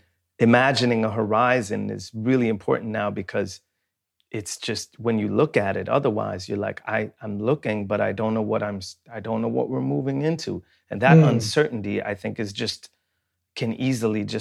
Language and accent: English; Sweden; when I grew up in Sweden